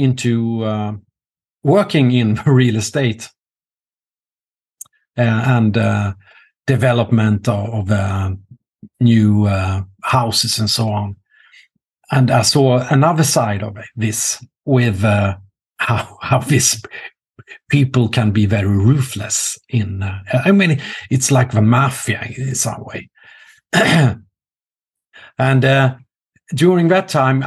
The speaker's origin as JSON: {"language": "English", "town": "Norrköping", "region": "Östergötland", "country": "Sweden", "tie": "born or raised there", "said": "my hometown, Norrköping"}